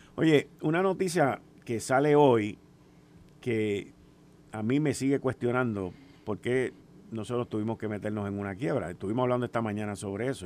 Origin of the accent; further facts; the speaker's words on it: Puerto Rico; somos ciudadanos americanos